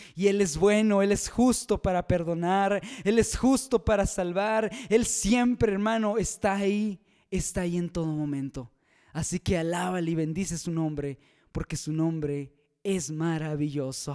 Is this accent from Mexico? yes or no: yes; Mexico; aquí en mi país México